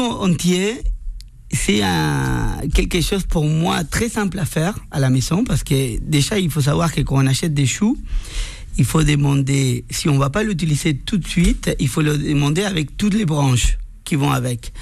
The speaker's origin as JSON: {"language": "French", "country": "Argentina", "second_language": "French", "moved": "as an adult", "lives_now": "Paris, France", "said": "je suis venu de l'Argentine. Ça fait 15 ans que j'habite à Paris"}